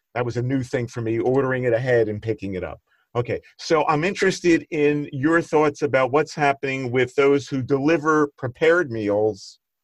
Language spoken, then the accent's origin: English; Philadelphia, Pennsylvania, United States; I grew up in Northeast Philadelphia